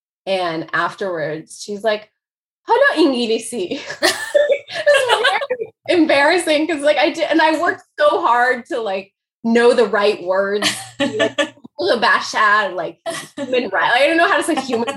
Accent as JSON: {"language": "English", "town": "Dayton", "region": "Ohio", "country": "United States", "tie": "born or raised there", "also_born_or_lived": "Chicago, Illinois / Iran / Greece / France", "first_language": "Persian", "said": "I grew up mostly in Dayton, Ohio. I was born in Chicago"}